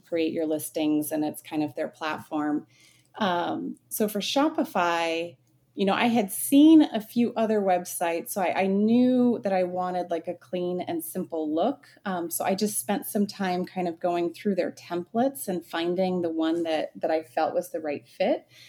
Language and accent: English; Phoenix, Arizona, United States; I'm born and raised in Phoenix, Arizona, very much a desert rat